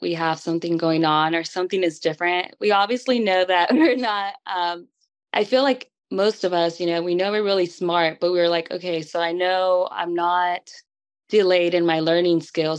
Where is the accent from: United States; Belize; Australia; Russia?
United States; California; I'm from California